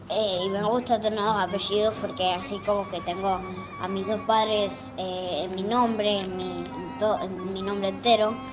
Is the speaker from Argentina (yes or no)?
yes; Rosario, Santa Fe, Argentina; born there; tengo 8 años, nací en Rosario del 2010.